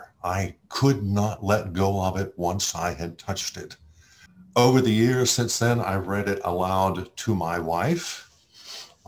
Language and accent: English; Austin, Texas, United States; also born or lived in Alabama; I'm from Austin, Texas